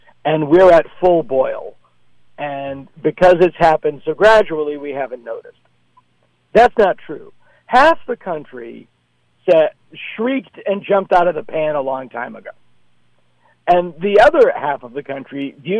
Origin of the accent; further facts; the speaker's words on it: Boston, Massachusetts, United States; also born or lived in Hopedale-Milford area; It's my hometown